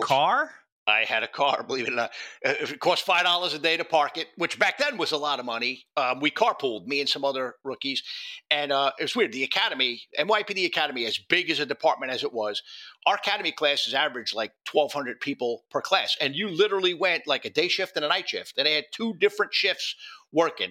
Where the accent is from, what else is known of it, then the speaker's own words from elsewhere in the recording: New York City, New York, United States; moved away as an adult; also born or lived in Yonkers, New York / New Jersey / Phoenix, Arizona; now in Northern Virginia, United States; I'm a Bronx kid. You know, I, I lived in the Bronx and Yonkers for 40 of my years on this planet